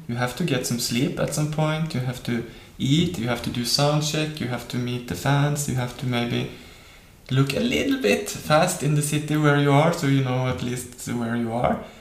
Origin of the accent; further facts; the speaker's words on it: Norway; by growing up in Norway, I have spent much time uh, in nature